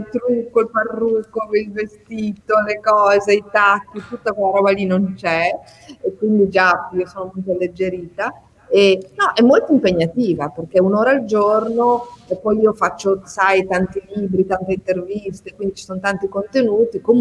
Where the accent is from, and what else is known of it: Ferrara, Emilia-Romagna, Italy